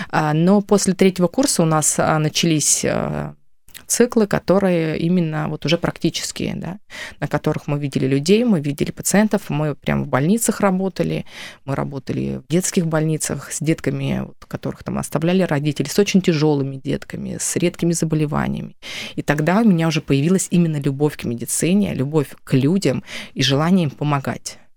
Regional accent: Lipetsk Oblast, Russia; А родом я из э, центрального Черноземья, это Липецкая область, из большой многодетной семьи

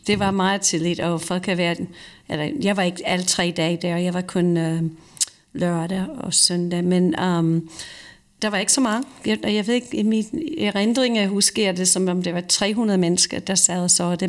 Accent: Croton-on-Hudson, New York, United States; Danish is a second language; now in Denmark; i min hjemby, Croton, som du lige nævnte, um, det ligger lige ved siden af uh, … by, som hedder Cold Springs, eller Beacon, New York.

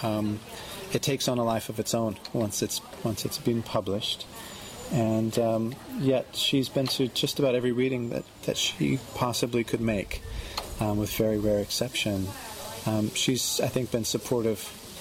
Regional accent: California, United States; moved away as an adult; now in London, United Kingdom; having been born and bred in California

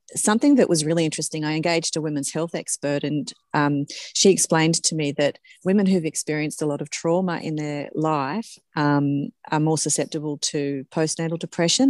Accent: Forbes, New South Wales, Australia; moved away; I was from Forbes originally

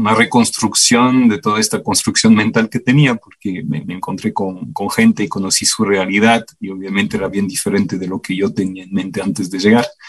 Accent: Belgium; Spanish is a second language; moved away as an adult; now in Ecuador; yo nací en el 81 en Bélgica. Ah, pasé toda mi niñez y juventud allá hasta graduarme de la universidad

